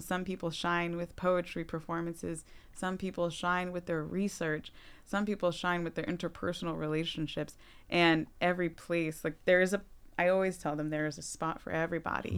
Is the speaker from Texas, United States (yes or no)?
no; Wilbraham, Massachusetts, United States; also born or lived in Boston, Massachusetts / Los Angeles, California; now in Holyoke, United States; I grew up in West, in Wilbraham